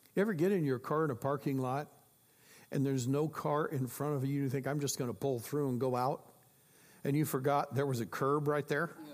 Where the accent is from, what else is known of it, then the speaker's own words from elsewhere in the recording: Iowa, United States; I grew up in Iowa